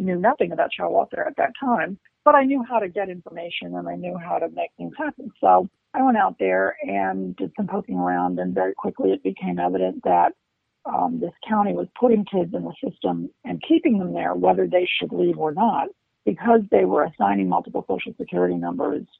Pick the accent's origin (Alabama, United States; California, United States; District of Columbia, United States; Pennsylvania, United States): District of Columbia, United States; Washington; also born or lived in Maryland; I grew up in Washington, D.C.